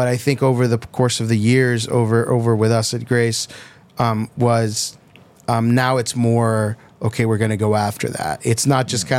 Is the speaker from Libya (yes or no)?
no; Tijuana, Baja California, Mexico; now in United States; I was born in Mexico